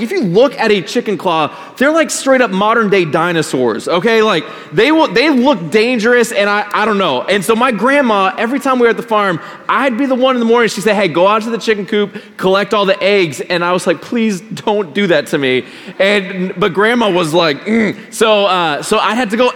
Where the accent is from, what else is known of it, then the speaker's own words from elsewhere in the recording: Colorado, United States; Growing up in Colorado, my grandma and my grandpa lived a few hours away